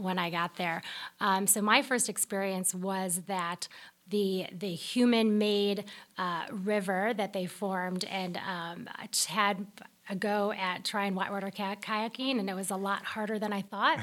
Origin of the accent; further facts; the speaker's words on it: Chicago, Illinois, United States; moved away; I'm from Chicago